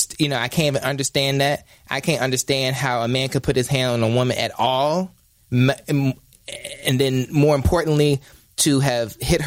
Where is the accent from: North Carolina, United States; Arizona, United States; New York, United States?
North Carolina, United States; Ahoskie; I'm from North Carolina